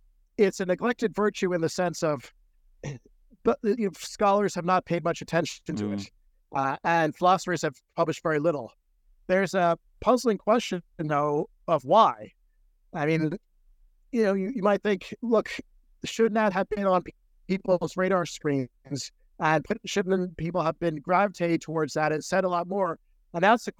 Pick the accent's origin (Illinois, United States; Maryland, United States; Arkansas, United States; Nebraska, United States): Maryland, United States; that's where I was born.